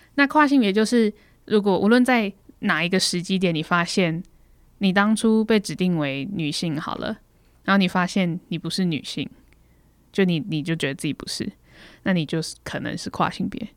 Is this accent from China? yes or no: no; Taiwan; 我是台湾人